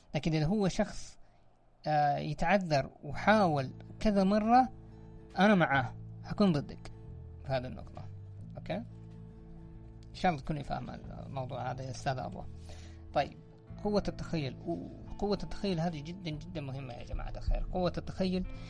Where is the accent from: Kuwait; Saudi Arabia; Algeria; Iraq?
Saudi Arabia; عندنا في الخليج ولا عندنا في المملكة العربية السعودية